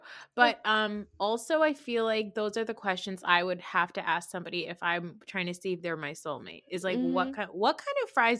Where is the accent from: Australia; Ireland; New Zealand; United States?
United States; New Jersey; I'm from New Jersey